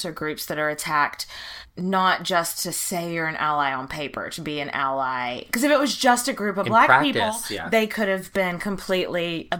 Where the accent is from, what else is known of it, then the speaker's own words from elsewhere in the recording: the South, United States; We are white people from the South